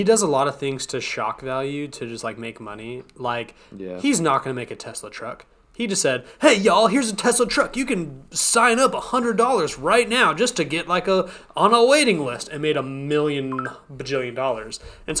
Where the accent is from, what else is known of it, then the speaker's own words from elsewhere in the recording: San Antonio, Texas, United States; moved away; also born or lived in Hartford; I'm from San Antonio.